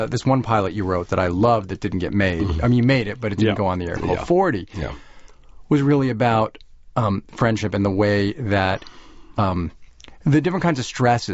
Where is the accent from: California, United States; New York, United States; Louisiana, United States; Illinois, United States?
New York, United States; North Shore of Long Island; I grew up in the North Shore